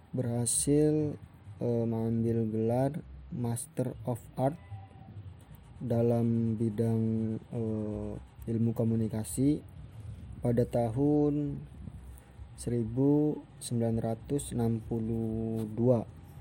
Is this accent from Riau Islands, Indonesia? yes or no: no; Bekasi, West Java, Indonesia; now in Cirebon, Indonesia; lahir di Bekasi dan sekarang tinggalnya di Cirebon